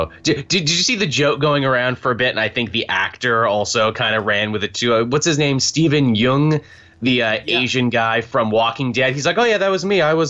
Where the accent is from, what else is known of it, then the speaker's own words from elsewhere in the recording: Canada; being Canadian